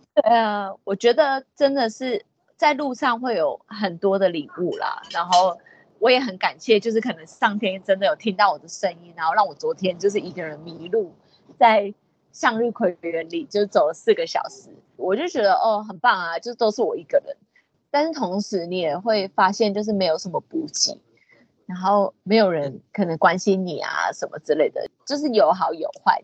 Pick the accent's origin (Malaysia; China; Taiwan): Taiwan; I'm proudly from Taiwan。我很骄傲的，我是来自台湾的